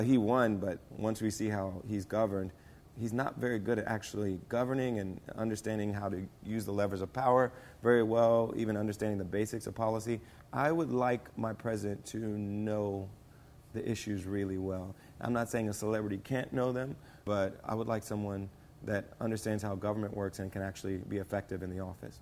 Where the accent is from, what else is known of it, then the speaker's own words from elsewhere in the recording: Springfield, Ohio, United States; now in Hollywood, United States; I grew up in Springfield, Ohio